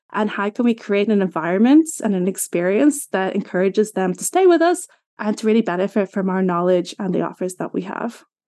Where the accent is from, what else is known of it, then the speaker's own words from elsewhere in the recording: Ireland; I'm from Ireland, in case you're wondering about my accent.